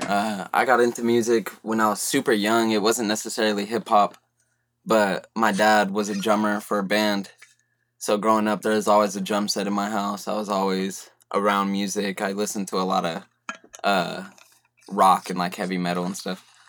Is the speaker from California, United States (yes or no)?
yes; Merced, California, United States; I'm from Merced, California, small town